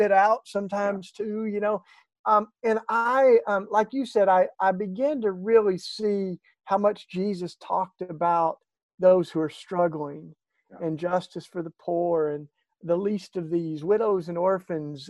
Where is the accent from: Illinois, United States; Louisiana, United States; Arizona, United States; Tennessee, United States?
Tennessee, United States; East; accent: Southern twang; I've got my Southern twang and I don't hide it. I'm from East Tennessee.